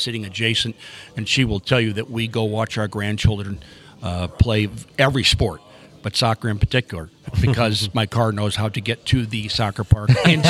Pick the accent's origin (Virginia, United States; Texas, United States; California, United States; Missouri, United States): Missouri, United States; St. Louis; I grew up playing soccer in St. Louis.